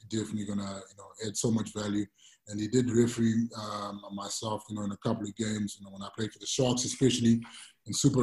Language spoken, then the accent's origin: English; Zimbabwe; moved away; also born or lived in Durban, South Africa; I was born and raised in Zimbabwe and pretty much played schoolboy rugby there